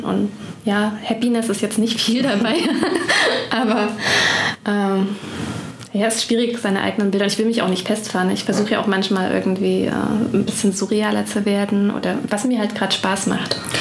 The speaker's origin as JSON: {"language": "German", "area": "Ore Mountains", "region": "Saxony", "country": "Germany", "moved": "yes", "lives_now": "Bonn, Germany", "said": "Ursprünglich komme ich aus Sachsen, aus dem Erzgebirge"}